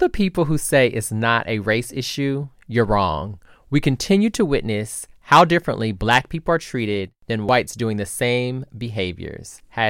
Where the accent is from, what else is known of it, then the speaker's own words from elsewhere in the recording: Indianapolis, Indiana, United States; I'm a nap rat.